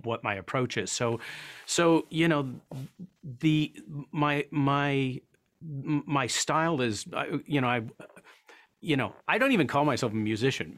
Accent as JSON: {"language": "English", "town": "Paris", "region": "Ontario", "country": "Canada", "tie": "born or raised there", "also_born_or_lived": "Toronto", "said": "grew up, um, in a little town called Paris, Ontario, which is about seventy miles, kind of, a little bit southwest of Toronto. I was born in Toronto"}